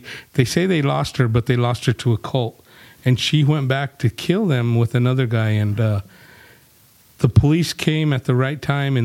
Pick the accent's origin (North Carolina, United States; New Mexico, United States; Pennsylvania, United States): New Mexico, United States; Gallup; we're from Gallup